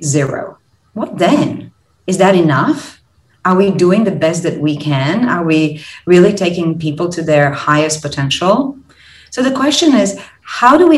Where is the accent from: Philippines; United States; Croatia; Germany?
Croatia; now in Singapore; I'm originally from Croatia